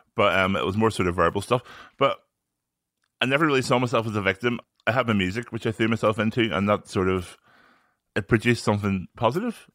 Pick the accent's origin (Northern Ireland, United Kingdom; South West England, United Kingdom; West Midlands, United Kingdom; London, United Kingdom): Northern Ireland, United Kingdom; born or raised there